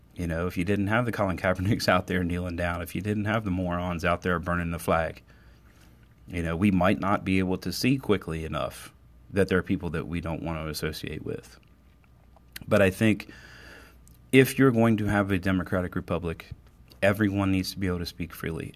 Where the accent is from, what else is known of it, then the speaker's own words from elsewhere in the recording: Cumberland, Maryland, United States; my hometown of Cumberland, Maryland